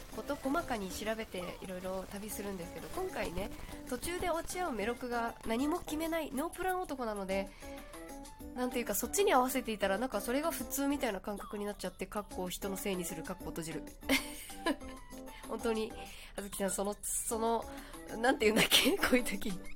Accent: Kyushu, Japan; moved away; 私もともと九州出身なので

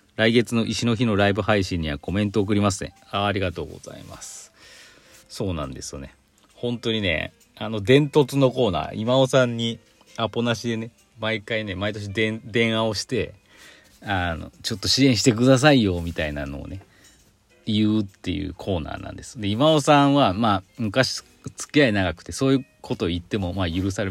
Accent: Aichi, Japan; その生まれ私愛知県なんですけど

